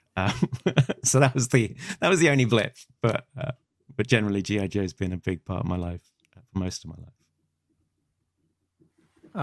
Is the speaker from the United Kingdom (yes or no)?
yes; United Kingdom; I'm a Brit